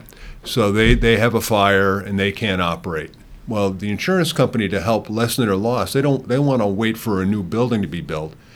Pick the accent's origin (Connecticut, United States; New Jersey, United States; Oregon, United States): Connecticut, United States; I grew up in Connecticut